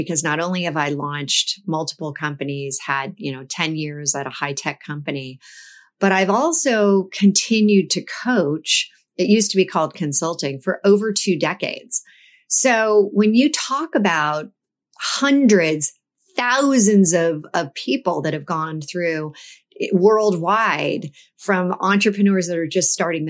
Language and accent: English; California, United States; But I laugh because as I think about my career growing up in the Silicon Valley